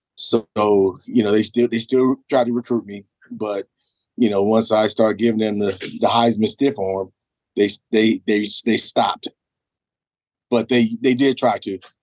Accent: California, United States; moved away; I'm from California

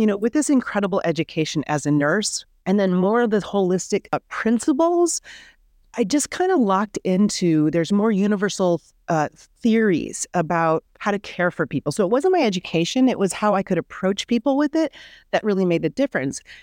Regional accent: Midwest, United States; I grew up in the Midwest, the daughter of two pharmacists

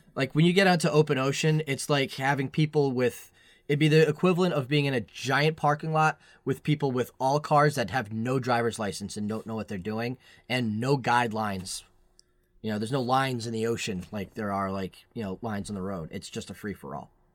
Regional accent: Bristol, Rhode Island, United States; also born or lived in Massachusetts / Maine / New Hampshire; I was born and raised in Bristol, Rhode Island

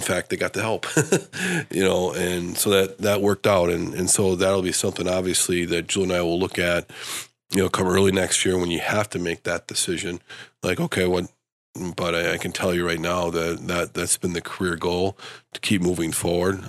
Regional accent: Stevens Point, Wisconsin, United States; also born or lived in Madison, Wisconsin; now in Grand Rapids, United States; I grew up in Stevens Point

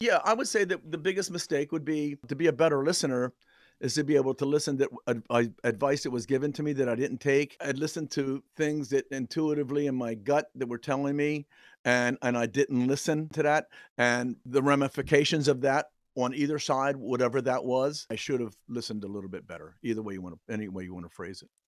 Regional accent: New Castle, Delaware, United States; I grew up in an area called Newcastle, Delaware

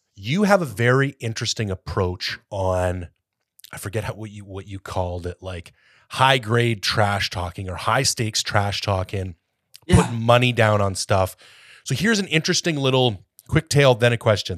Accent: Canada; also born or lived in Ontario; now in British Columbia, Canada; as a Canadian

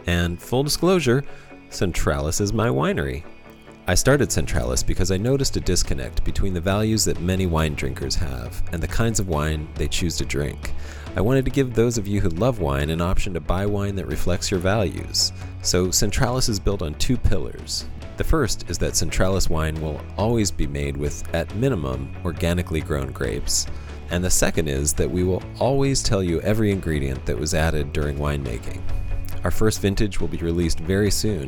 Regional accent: Pennsylvania, United States; I'm from Pennsylvania, a small valley in in the mm. south central part of Pennsylvania

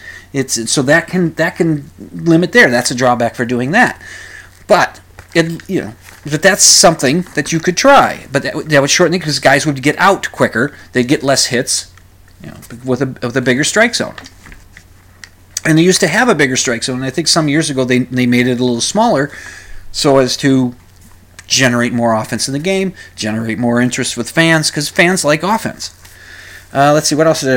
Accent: United States; I'm an American

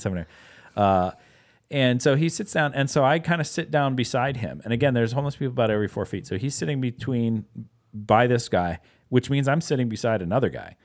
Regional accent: Pittsburgh, Pennsylvania, United States; moved away; also born or lived in Wisconsin; I live in Wisconsin at the time, but, uh, I grew up in Pittsburgh

